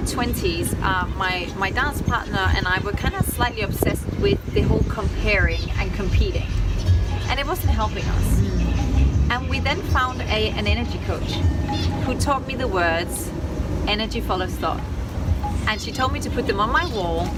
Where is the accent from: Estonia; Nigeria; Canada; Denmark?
Denmark; accent: Danish twang; now in Los Angeles, United States